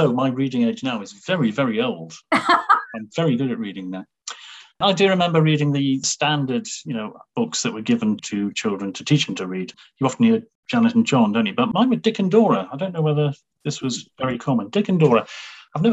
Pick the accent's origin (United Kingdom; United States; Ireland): United Kingdom; Newcastle, North East England; So that's where I grew up. I went to school there. I went to, well, it was initially a grammar school in the west end of Newcastle